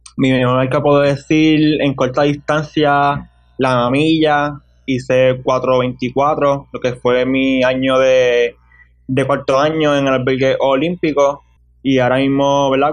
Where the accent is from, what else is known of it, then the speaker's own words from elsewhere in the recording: Hatillo, Puerto Rico; also born or lived in Ponce / Arecibo; Tengo ahora mismo 19 años y soy de Atillo, Puerto Rico